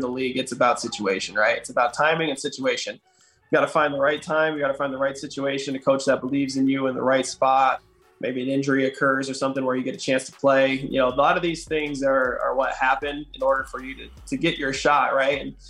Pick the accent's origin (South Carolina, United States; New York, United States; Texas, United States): New York, United States; also born or lived in Glens Falls; now in Colorado, United States; my hometown where there was a lot of friends and family